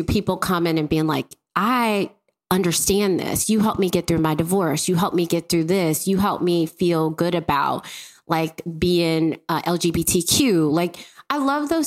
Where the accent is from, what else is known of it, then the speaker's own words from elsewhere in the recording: Mississippi, United States; I grew up in Mississippi.